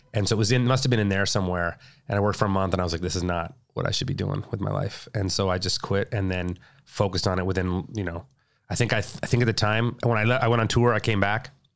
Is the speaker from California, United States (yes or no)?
yes; Whittier, California, United States; also born or lived in La Habra, California; I grew up in uh, Whittier, Whittier in La Habra, California